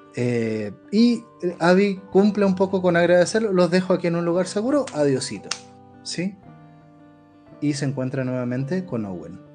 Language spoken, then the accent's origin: Spanish; Chile; yo vengo de, un país que acaba de tener un proceso de polarización total